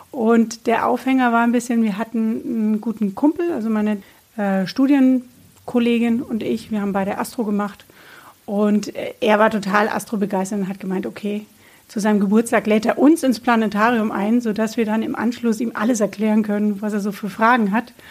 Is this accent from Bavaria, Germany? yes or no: yes; Bamberg, Bavaria, Germany; also born or lived in Würzburg / Nuremberg; ich bin geboren in Bamberg